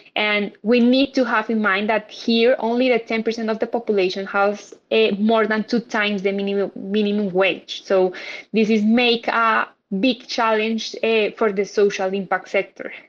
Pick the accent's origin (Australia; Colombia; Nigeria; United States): Colombia; I'm from Colombia